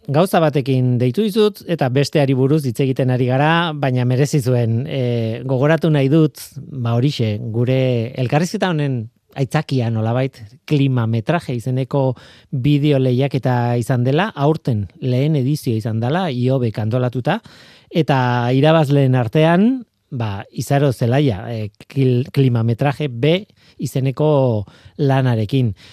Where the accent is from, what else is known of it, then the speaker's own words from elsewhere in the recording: Basque Country, Spain; egia da, gipuzkoarra naiz, hemen e, gipuzko aldean ibili naiz gehien bat